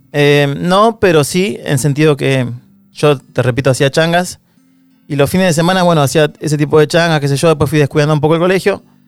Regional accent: Don Torcuato, Buenos Aires Province, Argentina; also born or lived in San Fernando; soy de Don Torcuato, nací en el hospital de San Fernando, pero me crié y viví toda mi vida en Don Torcuato

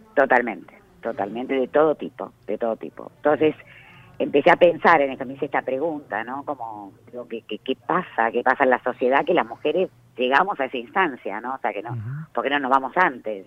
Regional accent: Arias, Córdoba, Argentina; moved away; vengo de un pueblo muy chico, infierno grande, como dicen. ¿De dónde venís? de Arias, de la provincia de Córdoba

